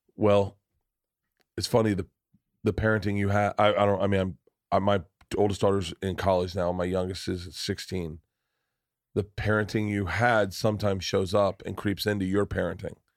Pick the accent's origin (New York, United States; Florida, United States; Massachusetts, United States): Florida, United States; I'm from Florida.